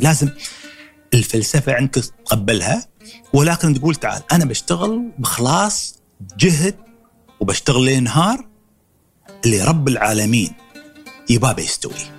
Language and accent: Arabic; Dubai, United Arab Emirates; ولدت 1963 في دبي